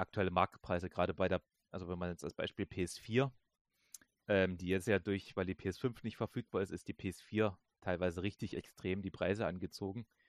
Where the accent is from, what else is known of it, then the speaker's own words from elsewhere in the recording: Germany; bei uns in Deutschland